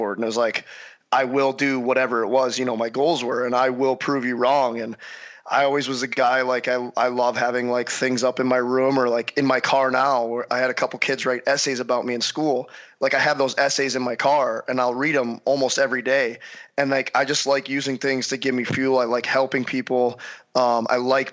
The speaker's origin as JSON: {"language": "English", "town": "St. Louis", "region": "Missouri", "country": "United States", "tie": "born or raised there", "said": "growing up in St. Louis"}